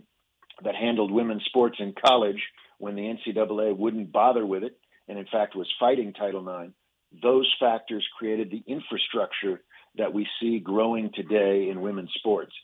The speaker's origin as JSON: {"language": "English", "town": "Kansas City", "region": "Missouri", "country": "United States", "tie": "born or raised there", "said": "I grew up in Kansas City"}